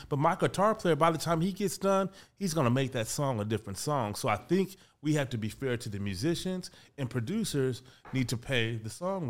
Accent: Kansas City, Missouri, United States; Kansas City, Missouri.

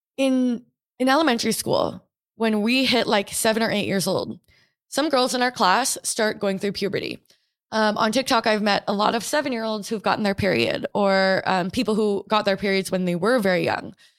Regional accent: Portland, Oregon, United States; I grew up in Portland, Oregon

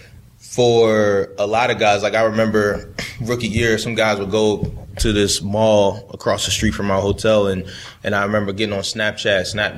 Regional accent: Baltimore, Maryland, United States; And I remember, you know, like I said, I grew up in Baltimore, that purple and black, you know.

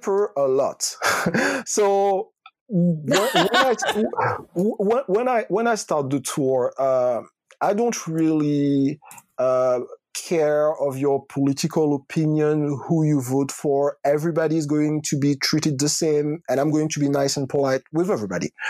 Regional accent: Martinique; also born or lived in Rennes, France / Bordeaux, France; now in Paris, France; I grew up in Martinique

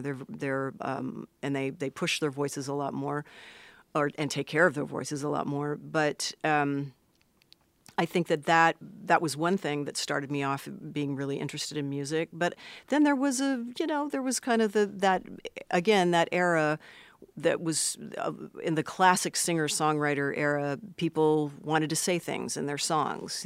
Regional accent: Los Angeles, California, United States; I was born in Los Angeles, proper

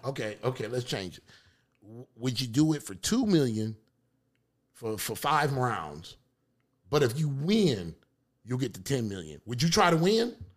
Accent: Detroit, Michigan, United States; I'm from Detroit

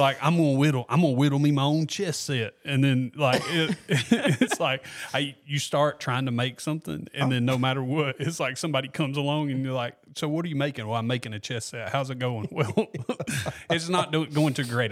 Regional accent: Walker County, Alabama, United States; also born or lived in Gardendale, Alabama; now in Corner, United States; I'm from Walker County originally.

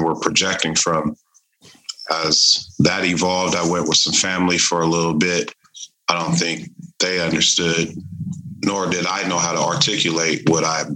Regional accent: Tacoma, Washington, United States; I'm from Tacoma, Washington

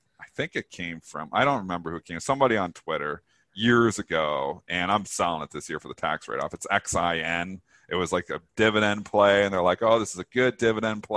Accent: Canada; I am Canadian

